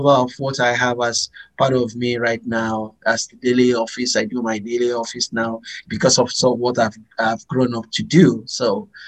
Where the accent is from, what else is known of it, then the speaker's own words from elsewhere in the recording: Abeokuta, Ogun State, Nigeria; born in Nigeria, Western Nigeria, from a town called Abeokuta. Meaning means of the city, a city under the rock, because once you enter the city, you see rocks everywhere, and there is a symbol to that. So I grew up there.